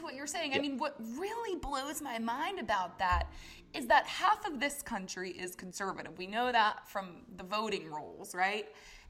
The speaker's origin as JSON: {"language": "English", "region": "New Hampshire", "country": "United States", "tie": "born or raised there", "said": "I'm a Yankee too. I grew up in New Hampshire."}